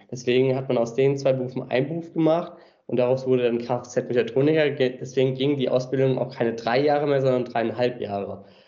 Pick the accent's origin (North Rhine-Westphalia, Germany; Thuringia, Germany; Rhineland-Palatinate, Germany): Rhineland-Palatinate, Germany; Mainz; also born or lived in Australia; Geboren und aufgewachsen. Mainz ist meine Heimatstadt